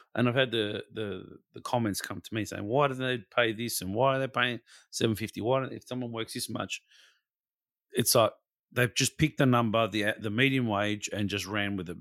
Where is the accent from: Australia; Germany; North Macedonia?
Australia; we're all Australian